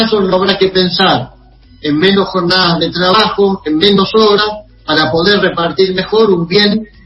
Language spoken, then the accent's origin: Spanish; Argentina